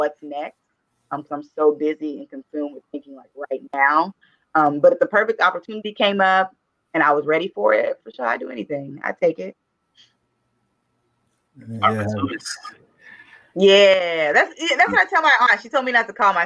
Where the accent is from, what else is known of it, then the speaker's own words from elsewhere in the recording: Dallas, Texas, United States; also born or lived in Houston, Texas / Virginia; born and raised in Dallas, Texas. Went to high school and elementary school in Oak Cliff